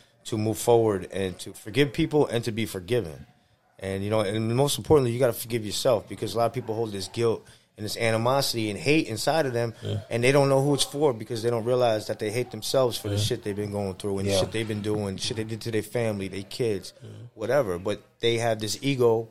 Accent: New York City, New York, United States; I grew up in Queens.

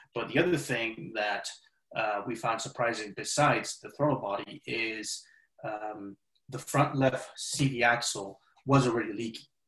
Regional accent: Spain; now in United States; growing up in Spain

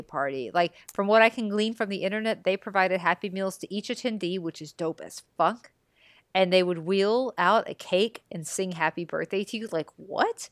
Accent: Texas, United States; growing up in Texas

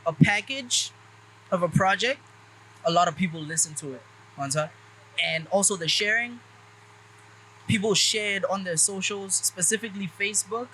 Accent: Pretoria, Gauteng, South Africa; I'm from Mami Lodi. I grew up in Mami Lodi

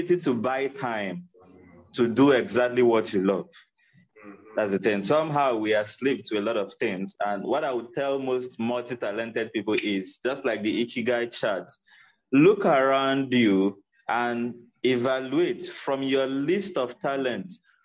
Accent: Nigeria; as a Nigerian

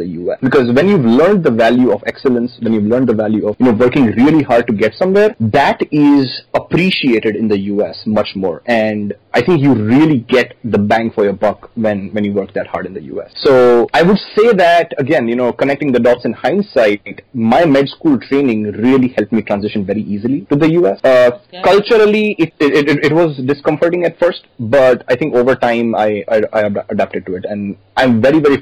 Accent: India; moved away as an adult; now in Austin, United States; as an Indian kid

